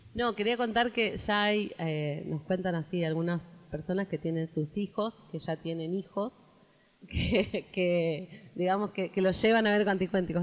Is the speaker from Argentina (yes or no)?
yes; Santa Fe, Argentina; nos venimos de Santa Fe toda la familia